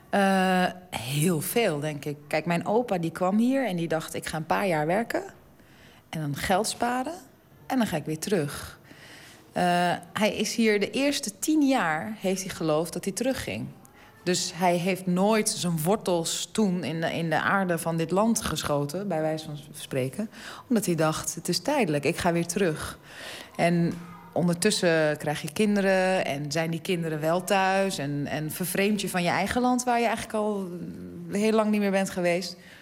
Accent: Amsterdam, North Holland, Netherlands; ik ben gewoon geboren in Amsterdam. En ik voel me ook zeker echt een, een Amsterdamse

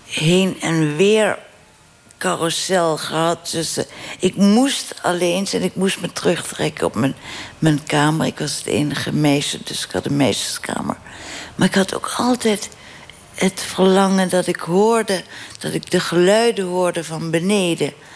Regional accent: Limburg, Netherlands; moved away; ik ben weggegaan uit mijn geboortedorp en uit mijn land. Want Limburg is geen provincie, Limburg is een land

